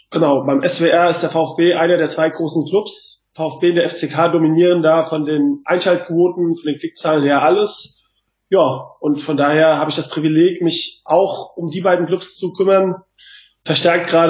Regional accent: Mainz, Rhineland-Palatinate, Germany; Ich komme aus Mainz

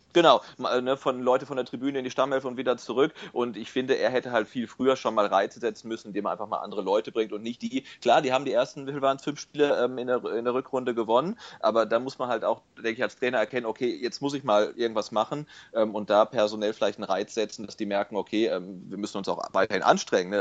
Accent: near Bielefeld, North Rhine-Westphalia, Germany; now in Stuttgart, Germany; ich komme ursprünglich aus der Nähe von Bielefeld

